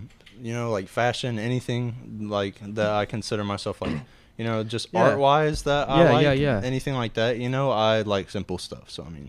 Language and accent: English; Murfreesboro, Tennessee, United States; originally from Murfreesboro.